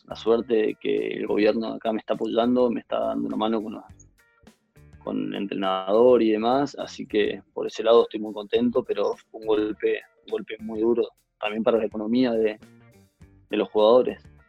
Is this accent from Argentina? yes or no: yes; Corrientes, Argentina; somos los correntinos que jugamos al tenis